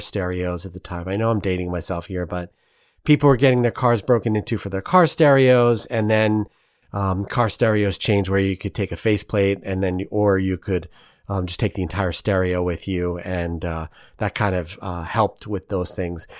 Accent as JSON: {"language": "English", "region": "New York", "country": "United States", "moved": "yes", "lives_now": "St. Louis, United States", "said": "being a New Yorker"}